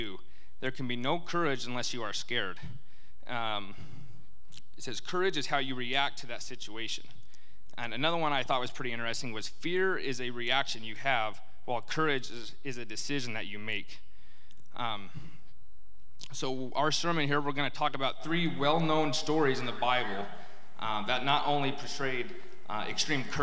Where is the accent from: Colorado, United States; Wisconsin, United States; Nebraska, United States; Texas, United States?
Colorado, United States; I grew up in Colorado, a small town